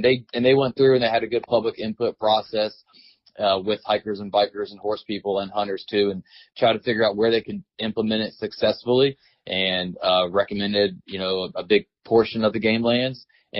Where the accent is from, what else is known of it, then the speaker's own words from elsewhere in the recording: the Carolinas, United States; So growing up in the Carolinas, you know, neither state offered Sunday hunting.